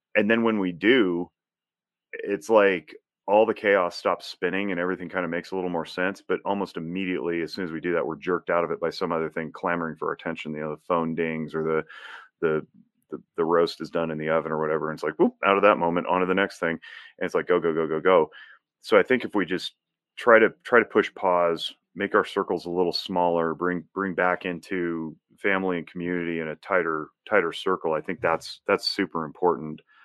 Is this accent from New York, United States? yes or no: no; Northern Nevada, United States; I was born and raised in Northern Nevada. I'm a fifth generation Nevadan